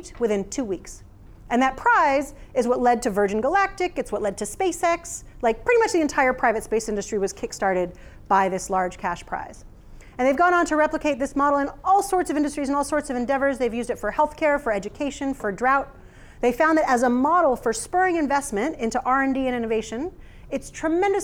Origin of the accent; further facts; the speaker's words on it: United States; moved away as an adult; now in Christchurch, New Zealand; I know you can tell from my accent that I'm not originally from New Zealand, and the alternative is a little embarrassing just at present. Like, I know as soon as I say that I'm from America